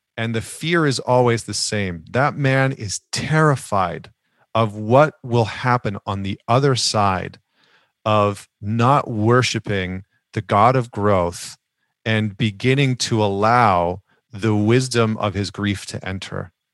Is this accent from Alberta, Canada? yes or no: yes; Northern Alberta, Canada; I grew up in Northern Alberta, which is like the Texas of Canada